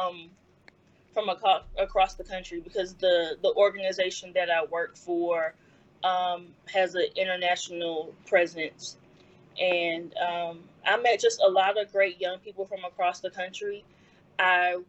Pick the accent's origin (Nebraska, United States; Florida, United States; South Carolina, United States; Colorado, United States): South Carolina, United States; Columbia; moved away as an adult; now in Washington, D.C. area, United States; I was born and raised in Columbia